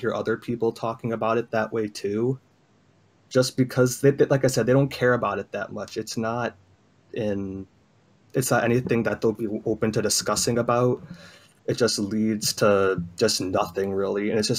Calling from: Illinois, United States; Chicagoland area.

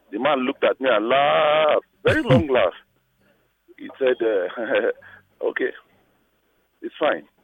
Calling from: Lagos, Nigeria; Okay, I'm calling from Lagos.

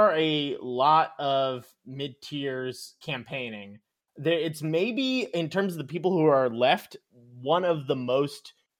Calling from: Baltimore, Maryland, United States; calling in from MDVA, Baltimore area.

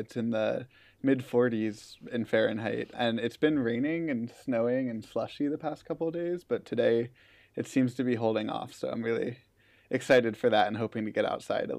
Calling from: Somerville, Massachusetts, United States; So I'm in Somerville, Massachusetts right now. So just north of Boston, just across the river.

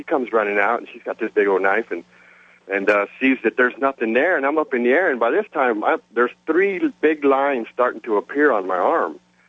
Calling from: San Antonio, Texas, United States; This is …, and I'm calling from San Antonio, Texas, listening on the big blowtorch, WOAI.

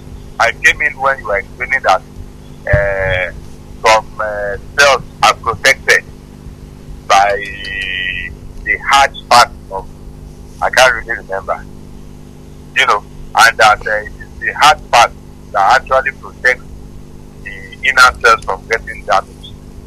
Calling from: Ibadan, Oyo, Nigeria; I'm calling from Akobo.

